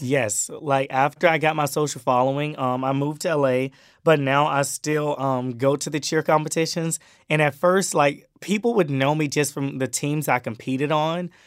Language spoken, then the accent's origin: English; Brunswick, Georgia, United States; moved away as an adult; also born or lived in Miami, Florida / South Carolina; I tell them that I'm from, um, Brunswick, Georgia. That's my small hometown. But that's where I grew up. I, I moved there in two thousand twelve.